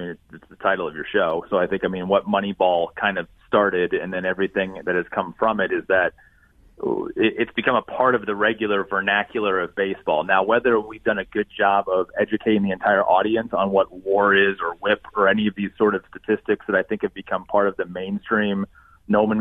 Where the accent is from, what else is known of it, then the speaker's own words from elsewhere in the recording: Indiana, United States; I'm from Indiana. I still live here, so basketball is king